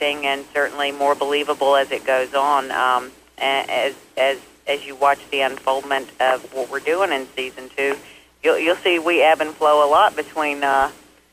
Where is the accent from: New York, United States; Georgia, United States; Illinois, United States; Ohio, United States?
Georgia, United States; accent: Southern; I'm from Georgia.